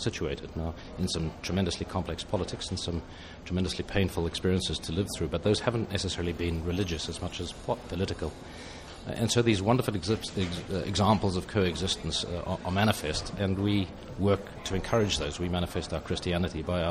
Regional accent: United Kingdom; accent: British

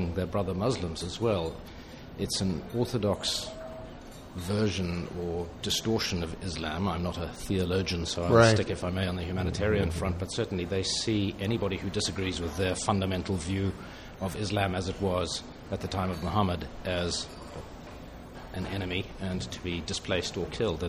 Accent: United Kingdom; accent: British

